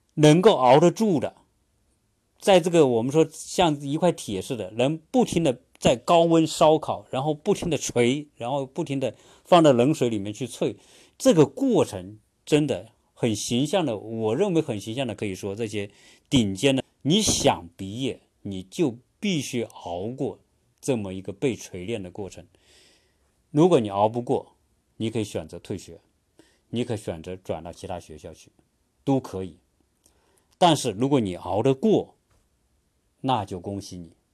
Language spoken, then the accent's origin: Chinese; China; now in United States; 我们中国人